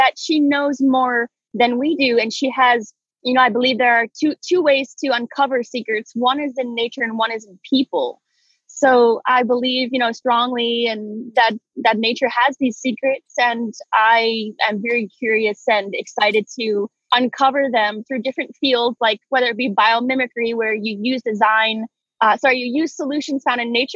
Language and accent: English; Hawaii, United States; I grew up in Hawaii, so I have always been half mermaid